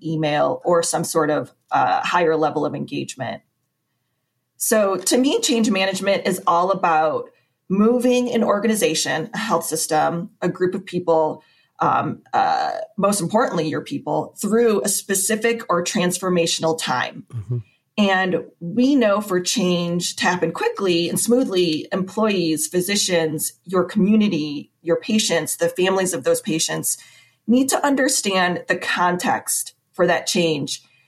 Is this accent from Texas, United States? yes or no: no; Bay City, Michigan, United States; now in Nashville, Tennessee, United States; I actually grew up in mid Michigan.